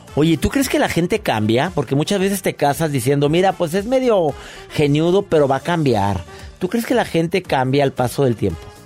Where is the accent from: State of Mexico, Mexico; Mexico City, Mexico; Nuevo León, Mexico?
Nuevo León, Mexico; Monterrey; en Monterrey, mi tierra